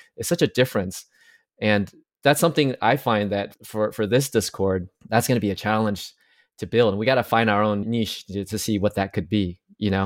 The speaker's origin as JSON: {"language": "English", "country": "Taiwan", "moved": "yes", "lives_now": "United States", "said": "I'm from Taiwan originally, but I came to the U S"}